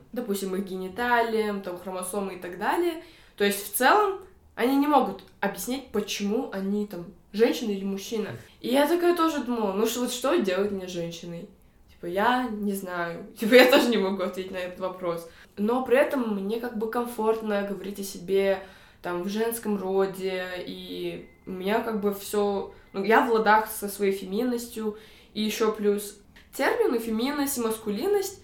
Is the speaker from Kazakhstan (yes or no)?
yes; Almaty, Kazakhstan; родом из Алматы, Казахстана.